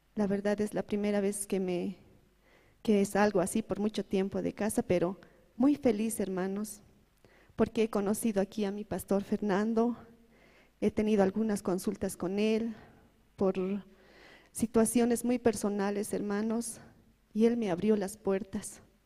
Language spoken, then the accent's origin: Spanish; El Alto, La Paz, Bolivia; Yo vengo de la ciudad de La Paz, del Alto